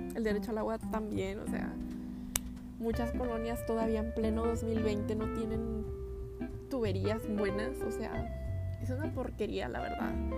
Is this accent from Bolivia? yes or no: no; northern Mexico, Mexico; siendo norteños